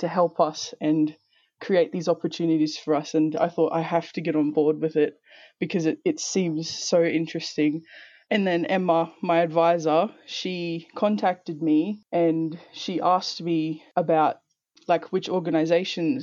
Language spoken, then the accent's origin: English; Toowoomba, Queensland, Australia; also born or lived in Townsville / Torres Strait Islands; I was born in Townsville and I grew up in Toowoomba from the age of about 5